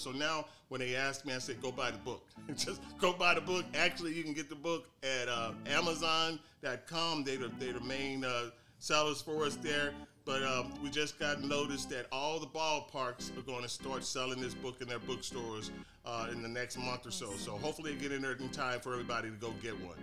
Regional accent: St. Louis, Missouri, United States; moved away as an adult; now in Phoenix, United States; I'm from originally from St. Louis, Missouri. Uh, I uh, moved out here to Phoenix, Arizona, a long time ago. I would say now 20 years

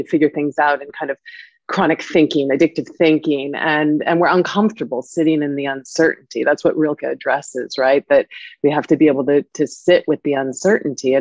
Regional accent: California, United States; moved away as an adult; also born or lived in Paris, France; now in London, United Kingdom; I grew up in California

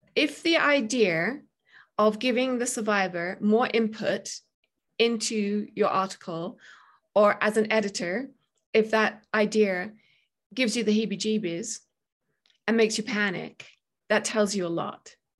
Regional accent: United Kingdom; moved away; I'm British

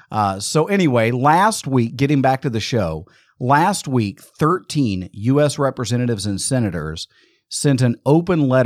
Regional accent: Amarillo, Texas, United States; in 1936, June 2nd, 1936, I was born in in in Amarillo, Texas.

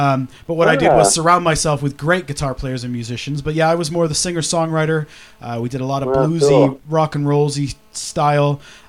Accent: Kitchener, Ontario, Canada; moved away as an adult; also born or lived in Toronto; Both my wife and uh-huh. myself are Canadians. Well, I'm a Canadian by proxy. I moved there very young. I lived in uh-huh. and around Toronto in Kitchener, Ontario.

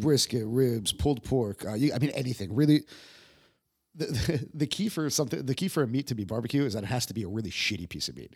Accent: Yonkers, New York, United States; moved away as an adult; also born or lived in Manhattan; now in Prague, Czech Republic; I was born in New York.

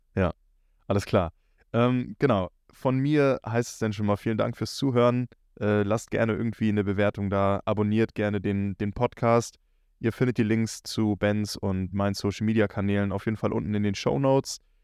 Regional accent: Northern Germany, Germany; bei uns im Norden hier ist auch so, dass wir, wenn wir in die 12. Klasse, 13. Klasse kommen, kurz vor Abitur

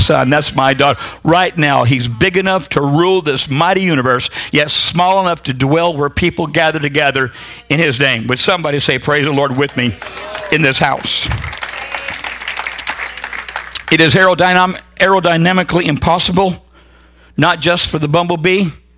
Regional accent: Huntington Beach, California, United States; I am from Southern California. I am a Huntington Beach surfer. I grew up with that crowd

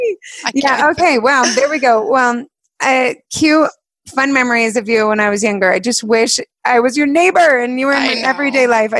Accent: Alpine, Utah, United States; we grew up in Alpine and it is wildly windy.

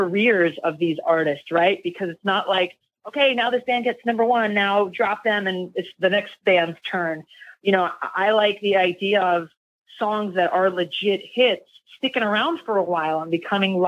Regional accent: New York, United States; I grew up in New York

